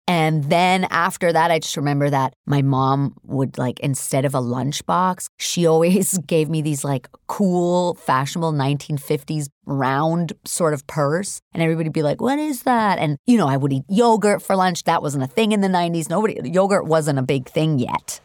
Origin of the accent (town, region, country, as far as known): New York City, New York, United States; born or raised there; English is a second language; also born or lived in Hamburg, Germany